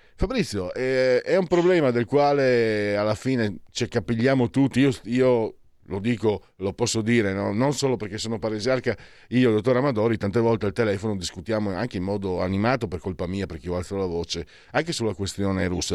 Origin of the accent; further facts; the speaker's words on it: Pordenone, Friuli-Venezia Giulia, Italy; moved away; dalle mie parti dico alla fine una provincia di, di non so cos'era, 300.000 abitanti dove ero io, Pordenone